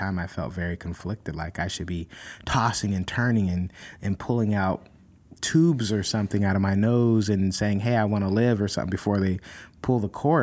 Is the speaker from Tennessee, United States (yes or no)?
no; California, United States; California, my home state